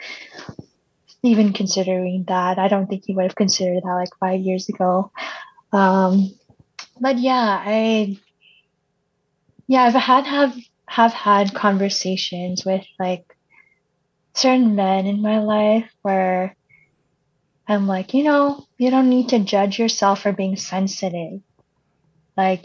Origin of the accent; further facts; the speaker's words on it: United States; first language Cebuano; English is a second language; growing up in America